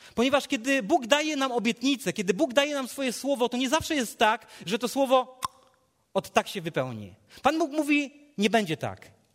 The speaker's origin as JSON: {"language": "Polish", "town": "Legnica", "region": "Lower Silesian Voivodeship", "country": "Poland", "said": "z Legnicy, skąd pochodzę"}